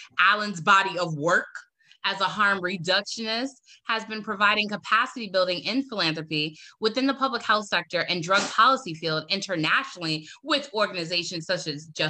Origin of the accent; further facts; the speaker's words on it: Bronx, New York, United States; Did I say that right? I'm from the Bronx. Don't play with me.